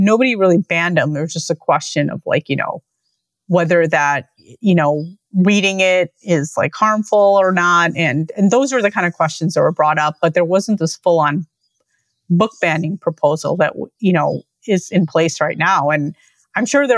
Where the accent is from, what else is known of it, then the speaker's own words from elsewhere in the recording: Lincolnwood, Illinois, United States; the library where I grew up in Lincolnwood